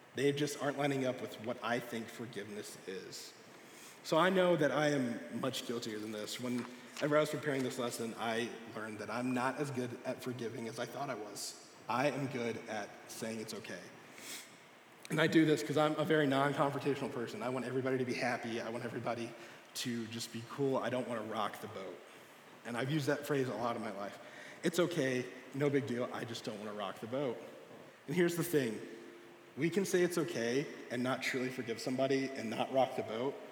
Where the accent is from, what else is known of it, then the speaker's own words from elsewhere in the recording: Texas, United States; now in Springfield, United States; I'm from Texas